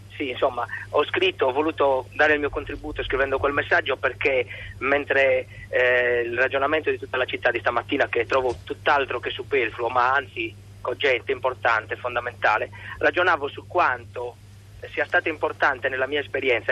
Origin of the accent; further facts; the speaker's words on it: Barbagia, Sardinia, Italy; sono originario di quella terra, di quella regione sarda, la Barbagia